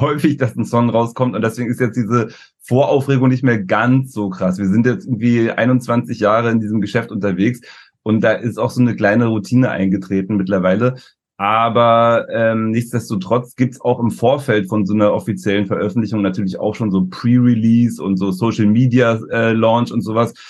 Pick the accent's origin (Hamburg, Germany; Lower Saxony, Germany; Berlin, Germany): Berlin, Germany; wir kommen ja aus Berlin